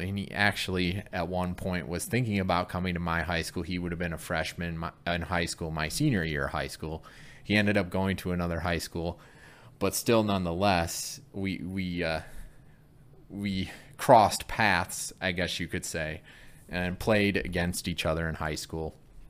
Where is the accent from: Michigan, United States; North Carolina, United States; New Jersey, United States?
Michigan, United States; Flint; I grew up in Michigan. I'm from Flint, Michigan.